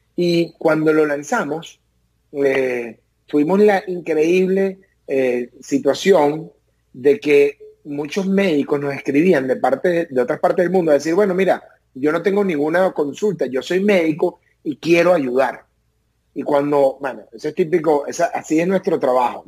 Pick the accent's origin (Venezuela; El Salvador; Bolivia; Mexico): Venezuela; moved away as an adult; now in United States